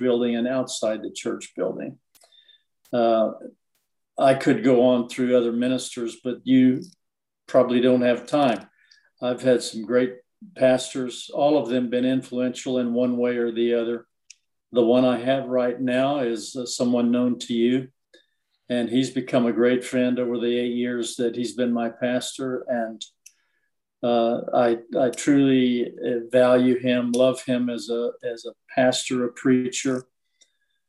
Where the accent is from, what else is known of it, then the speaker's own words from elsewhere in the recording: Nashville, Tennessee, United States; moved away; I grew up in Nashville, Tennessee